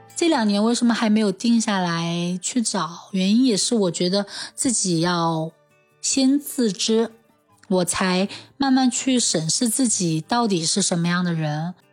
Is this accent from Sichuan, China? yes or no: yes; Chengdu, Sichuan, China; 我从小在成都长大，现在也在成都工作